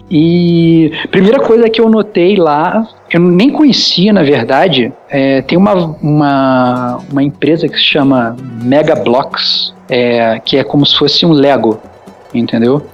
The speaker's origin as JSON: {"language": "Portuguese", "country": "Brazil", "moved": "yes", "lives_now": "Mexico", "said": "eu como bom brasileiro"}